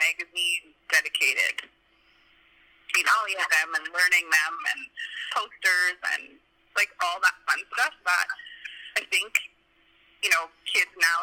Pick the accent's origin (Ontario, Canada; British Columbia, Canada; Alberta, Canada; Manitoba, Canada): Alberta, Canada; bottom corner of; now in Edmonton, Canada; my hometown is in the bottom corner of Alberta